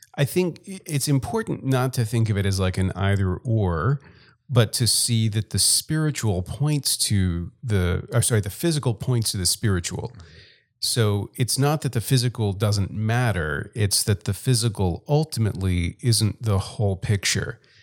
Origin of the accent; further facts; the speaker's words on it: Gulf Coast of Louisiana, United States; moved away as an adult; also born or lived in Texas; now in South Dakota, United States; I grew up in Louisiana and left, I guess, between high school and college